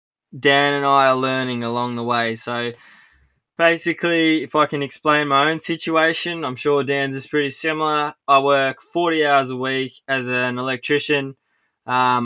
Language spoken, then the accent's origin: English; Tasmania, Australia; I'm an illustrator from Tasmania